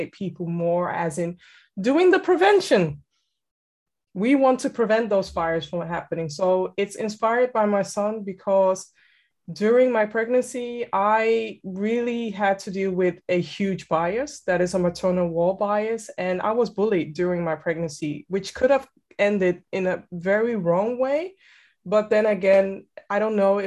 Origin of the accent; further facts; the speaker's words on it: Amsterdam, North Holland, Netherlands; born and raised in Amsterdam, and I'm currently residing in Amsterdam